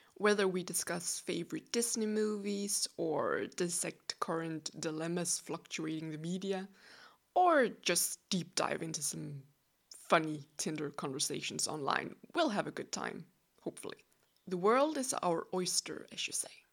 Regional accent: Denmark; first language Danish; English is a second language; I'm from Denmark. Yes, you heard correctly. I'm as Danish as a buttery pastry.

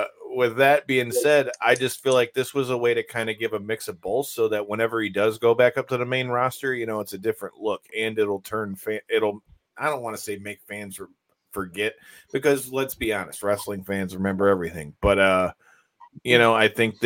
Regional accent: Detroit, Michigan, United States; I'm from Detroit

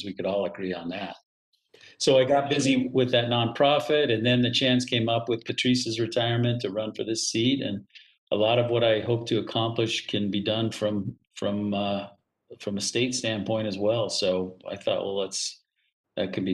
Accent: Utah, United States; moved away as an adult; also born or lived in Washington, D.C. / Portland, Oregon; Those are my red rocks down there. Those are my people there.

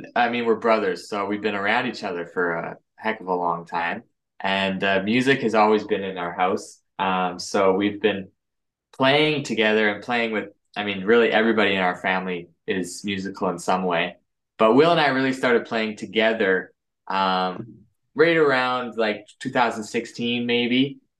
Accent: Canada; We're brothers from Canada

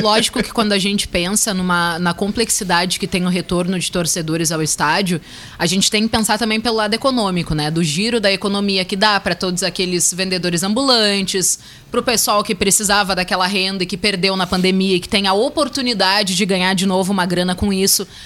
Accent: Brazil; eu também sou brasileira

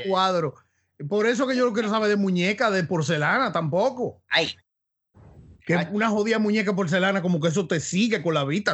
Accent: Santo Domingo, Distrito Nacional, Dominican Republic; yo me crié en el Piantini

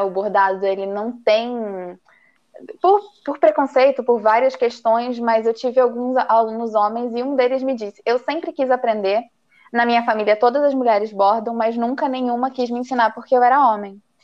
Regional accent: interior of Paraná, Brazil; moved away as an adult; also born or lived in Rio de Janeiro; now in Tibagi, Brazil; sou do interior do Paraná, mas o meu coração é carioca. Morei no Rio é, durante nove anos

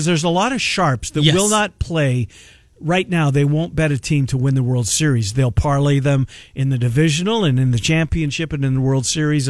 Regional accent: Canada; I'm the Canadian on the show.

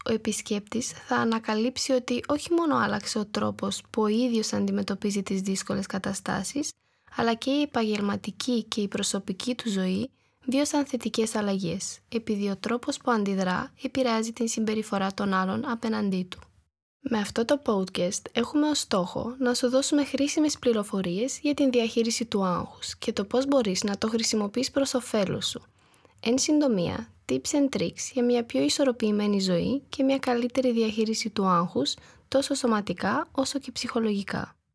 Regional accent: Romania; Greek is a second language; moved away as an adult; now in Thessaloniki, Greece; Η καταγωγή μου είναι από την Ρουμανία, αλλά πριν 1,5 χρόνο πήρα την απόφαση να μετακομίσω στην Ελλάδα, πιο συγκεκριμένα στη Θεσσαλονίκη.

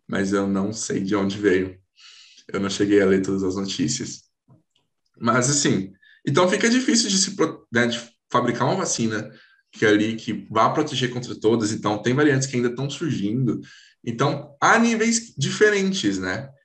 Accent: Hortolândia, São Paulo, Brazil; eu sou aqui do Brasil, né? São Paulo, Hortolândia

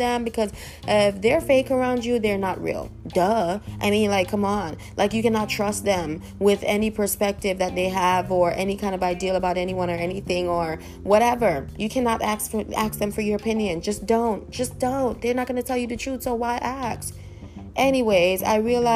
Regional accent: New York, United States; I'm from New York

